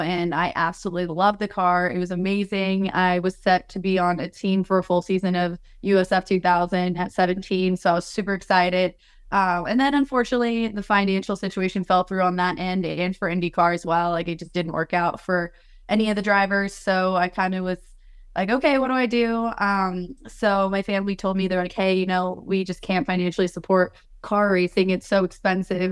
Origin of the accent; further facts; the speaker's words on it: Colorado, United States; I'm from Colorado originally